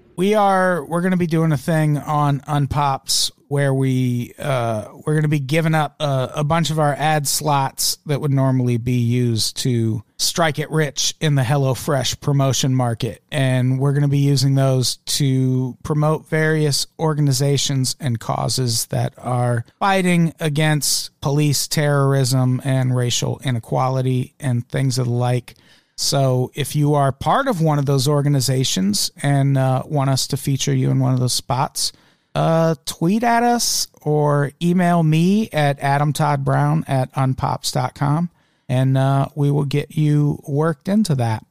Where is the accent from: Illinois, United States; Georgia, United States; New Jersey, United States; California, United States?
Illinois, United States; Peoria; now in Los Angeles, United States; I grew up in Peoria, Illinois, which was very fucking diverse